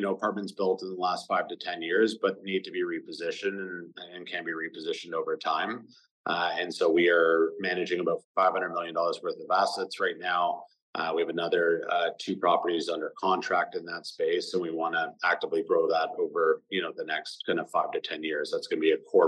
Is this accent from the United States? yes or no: no; Toronto, Ontario, Canada; also born or lived in London, England; Both my wife and I were born and raised in Toronto